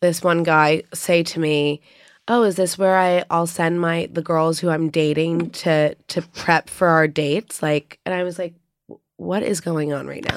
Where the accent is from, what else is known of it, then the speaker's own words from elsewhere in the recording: New York City, New York, United States; growing up in New York, my mom is really hands-on in the art world.